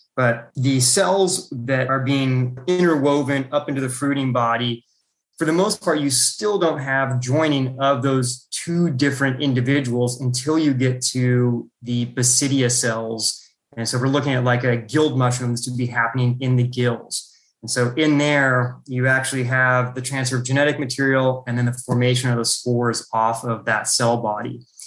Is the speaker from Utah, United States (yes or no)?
no; Calaveras County, California, United States; also born or lived in Klamath Falls, Oregon; I grew up in Klamath Falls, Oregon, which is just at the California Oregon border. And so it's a pretty rural portion of Oregon. And so it's pretty much surrounded by forests. But then around first grade, we moved down to Calaveras County in California